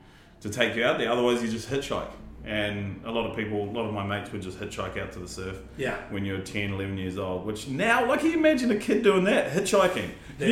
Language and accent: English; Raglan, Waikato, New Zealand; growing up in Raglan